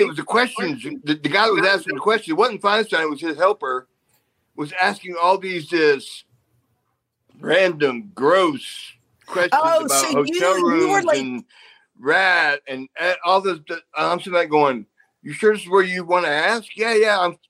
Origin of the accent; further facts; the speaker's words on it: United States; But because I'm American male, your favorite.